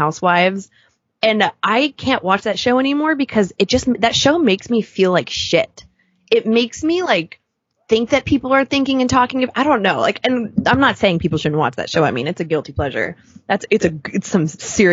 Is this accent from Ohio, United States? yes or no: no; Southern California, United States; now in New York, United States; I grew up in Southern California, like we grew up in bathing suits